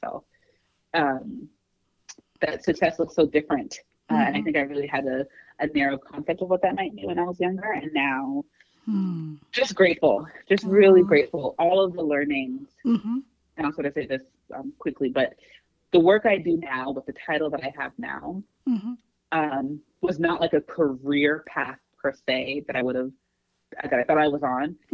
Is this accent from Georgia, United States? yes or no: yes; Atlanta, Georgia, United States; moved away; also born or lived in New York City; I grew up in Atlanta, lived in a few places, and we moved back here at the end of last year